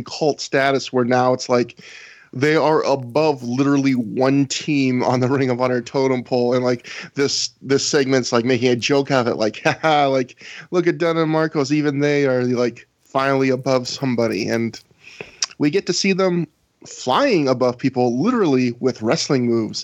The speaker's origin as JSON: {"language": "English", "country": "Canada", "said": "I am so Canadian"}